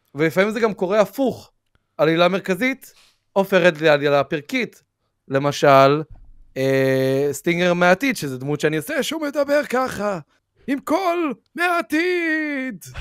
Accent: Israel; שאני מישראל, כאילו, אני ישראלי

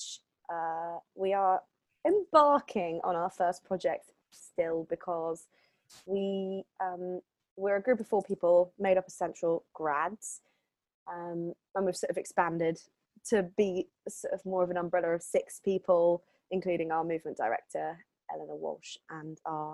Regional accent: Hertford, East of England, United Kingdom; also born or lived in Switzerland / London; I grew up near Hartford

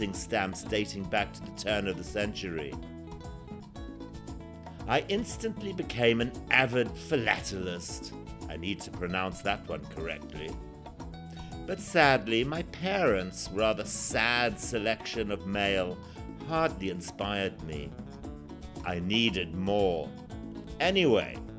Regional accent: Zimbabwe; also born or lived in Sai Kung, Hong Kong; now in Hong Kong; my life growing up in Zimbabwe, or formerly Rhodesia, in the 1960s and 70s

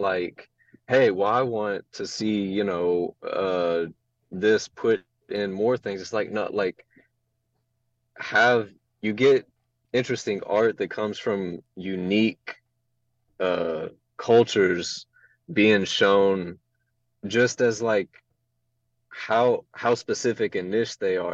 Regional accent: Houston, Texas, United States; I come from Houston

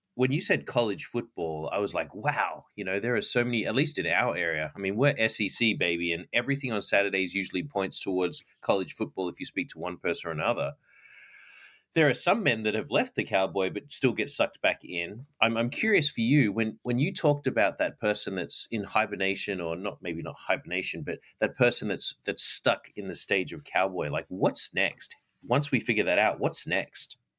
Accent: Australia; now in United States; I didn't have cowboys growing up in Australia

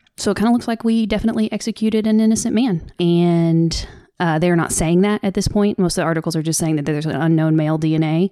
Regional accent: the South, United States; accent: Southern; my Southern accent tends to get stronger when I'm trying to f, go off the cuff and I'm upset

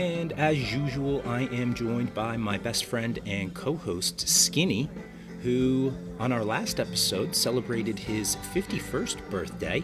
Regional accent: New Jersey, United States; my home state of New Jersey

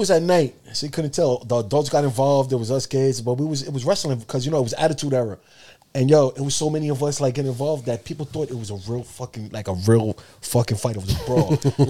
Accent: Yonkers, New York, United States; I grew up on in Yonkers and Ludlow Street, real historic area.

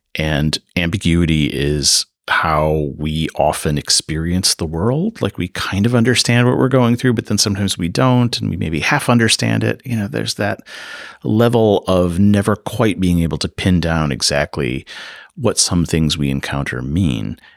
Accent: Chicago, Illinois, United States; moved away as an adult; now in Davis, United States; I grew up in the Chicago area

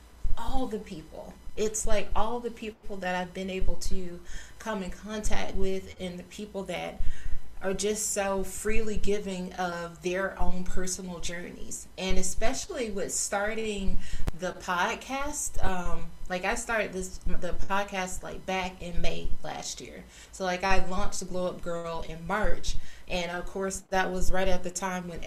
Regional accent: South Georgia, United States; I grew up in South Georgia.

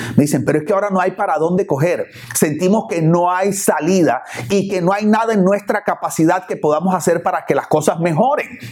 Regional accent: Barranquilla, Atlántico, Colombia; now in Miami, United States; vengo de la ciudad de Barranquilla, allá en Barranquilla cuando yo era niño o adolescente íbamos a una playa que se llama Sabanilla

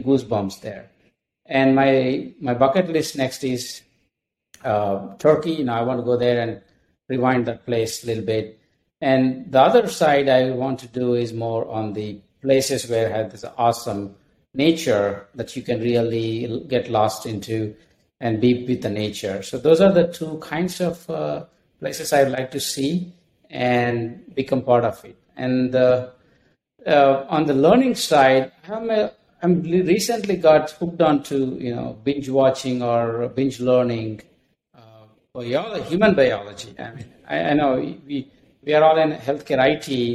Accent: India; moved away as an adult; also born or lived in Minneapolis / Dallas; now in United States; I'm from India, and I came here with two suitcases full of clothing

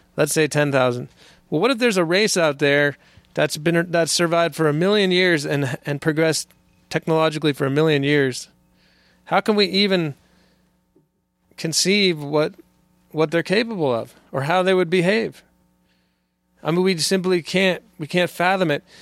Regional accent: California, United States; moved away as an adult; I was born in California, and, and, uh, was, uh, grew up there

